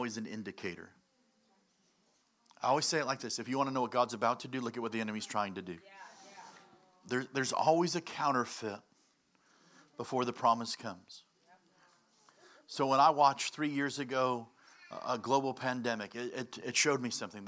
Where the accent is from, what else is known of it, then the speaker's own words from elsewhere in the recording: Chicago, Illinois, United States; I'm from Chicago